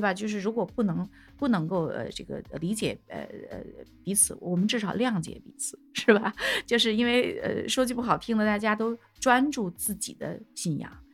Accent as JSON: {"language": "Chinese", "country": "China", "said": "我们中国人"}